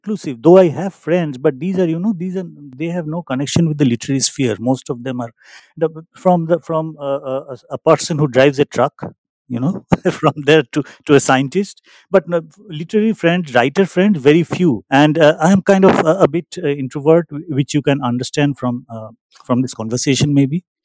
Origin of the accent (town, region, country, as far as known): India